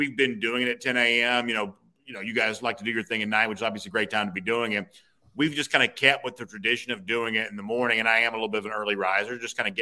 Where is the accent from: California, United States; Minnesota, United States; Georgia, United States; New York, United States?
Georgia, United States; Gainesville; now in Alpharetta, United States; so I grew up in Hall County. I went to Johnson High School and lived